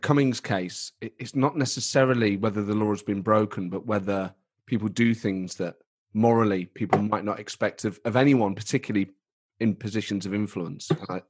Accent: Edinburgh, Scotland, United Kingdom; And yet there's part of me that will always feel like I'm from Edinburgh.

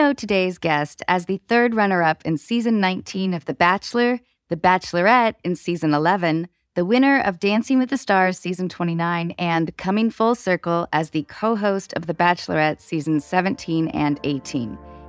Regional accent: Canada; Am I saying that correctly? {S3} You are, yes. {S1} As a Canadian, all right.

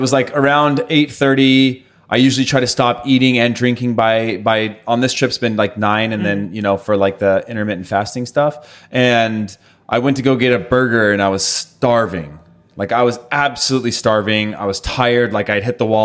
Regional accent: California, United States; moved away as an adult; also born or lived in Denmark; growing up in California

